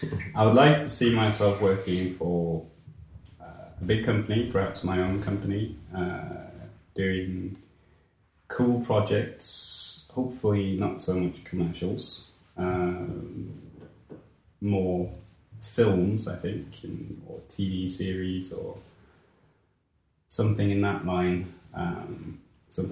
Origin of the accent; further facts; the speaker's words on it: Norway; born there; I was born right here in Norway.